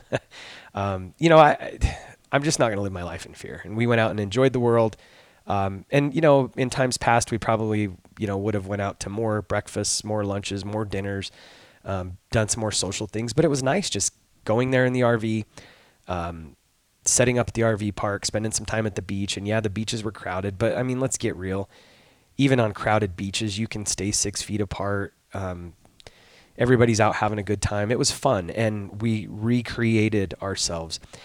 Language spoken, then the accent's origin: English; Arizona, United States; I'm from Arizona.